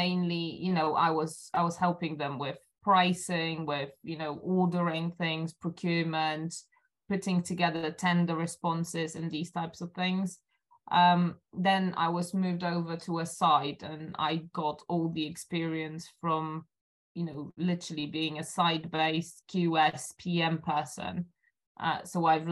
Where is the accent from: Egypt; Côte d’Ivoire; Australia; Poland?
Poland; Silesian Voivodeship; moved away as an adult; now in London, United Kingdom; I was born in Poland. I was raised in Poland